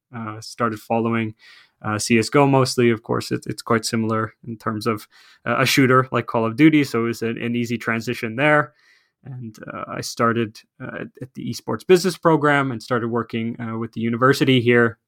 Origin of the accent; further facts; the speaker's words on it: Canada; moved away as an adult; now in Finland; I am originally from Canada, so, uh, North America